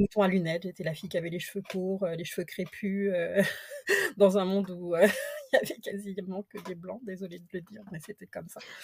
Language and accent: French; France; moved away as an adult; now in Quebec, Canada; je suis française d'origine